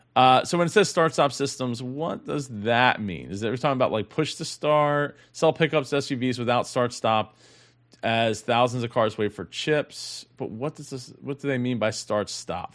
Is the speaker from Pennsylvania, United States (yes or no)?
yes; Philadelphia, Pennsylvania, United States; I am from the Philly area